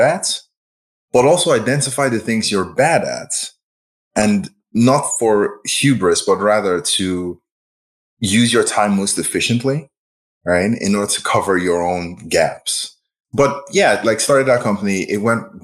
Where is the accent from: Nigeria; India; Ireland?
Nigeria; moved away as an adult; also born or lived in Champaign, Illinois / Boston / Silicon Valley; now in Chicago, United States; I was born and raised in Nigeria, and then I moved to the US for undergrad